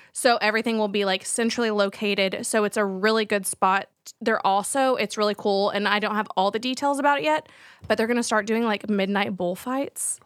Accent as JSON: {"language": "English", "region": "Texas", "country": "United States", "said": "as a Texan"}